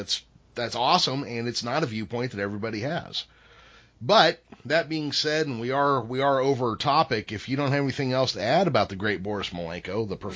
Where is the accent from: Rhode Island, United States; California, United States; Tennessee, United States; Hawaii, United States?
California, United States; I'm from California